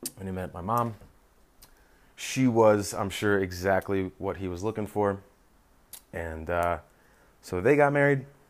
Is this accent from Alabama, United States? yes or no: no; Philadelphia, Pennsylvania, United States; I was born in Philadelphia, grew up in the suburbs